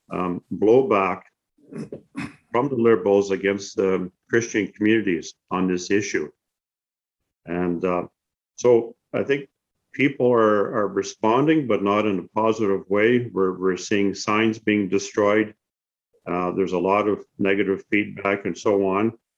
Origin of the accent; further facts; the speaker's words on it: Canada; I'm upset with this um, format as a Canadian citizen